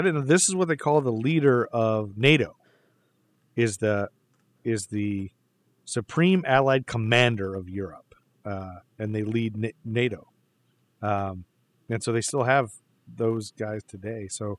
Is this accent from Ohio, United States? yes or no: yes; Toledo, Ohio, United States; now in Charlotte, United States; we're from Toledo, Ohio.